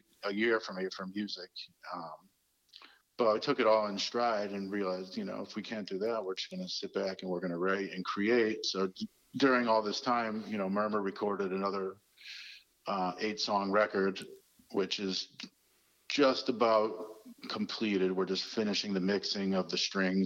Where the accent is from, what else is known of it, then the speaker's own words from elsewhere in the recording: Waterbury, Connecticut, United States; growing up in Waterbury